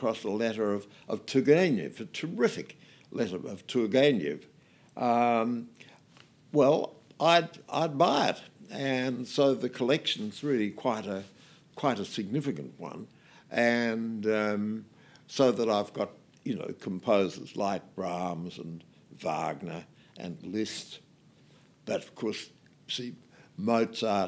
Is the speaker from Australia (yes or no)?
yes; Geelong, Victoria, Australia; I was born in Geelong